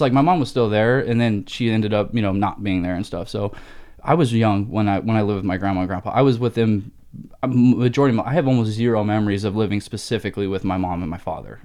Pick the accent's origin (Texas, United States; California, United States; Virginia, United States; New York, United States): California, United States; Rancho Cucamonga; moved away as an adult; also born or lived in Pennsylvania / Buena Park, California / Arizona; now in Phoenix, United States; my high school and teen years were kind of Rancho, Buena Park area out here in Southern California